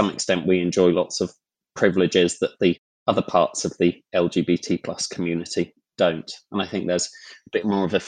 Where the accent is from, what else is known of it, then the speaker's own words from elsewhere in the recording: London, United Kingdom; I grew up in London